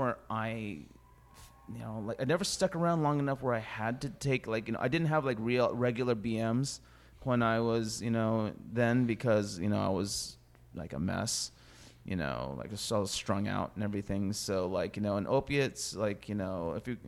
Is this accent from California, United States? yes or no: yes; Fresno, California, United States; I grew up in Fresno